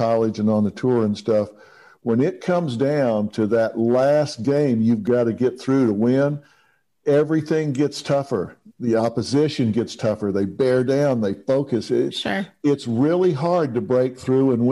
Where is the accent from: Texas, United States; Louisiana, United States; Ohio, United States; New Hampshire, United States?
Texas, United States; I'm from Texas.